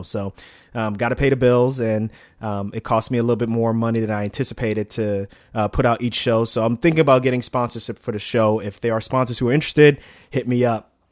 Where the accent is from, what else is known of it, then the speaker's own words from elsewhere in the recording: New York City, New York, United States; also born or lived in Newark; I grew up in Queens, um, in a town, a small part of Queens called Lefrac City, right near Shea Stadium.